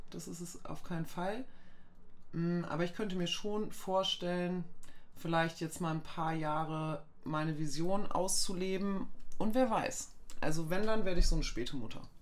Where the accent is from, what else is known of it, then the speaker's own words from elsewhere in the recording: Goslar, Lower Saxony, Germany; moved away; ich komme aus Goslar ursprünglich